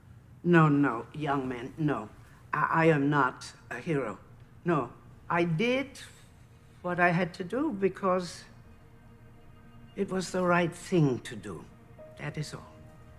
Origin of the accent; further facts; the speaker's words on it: Austria; So another soldier recognized my accent. He was Austrian, and so was I. But I had been adopted by a Dutch family.